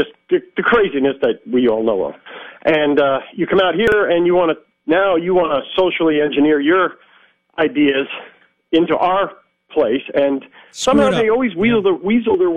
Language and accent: English; New York, United States; now in Arizona, United States; I'm originally from New York, as you are. Been out here many years.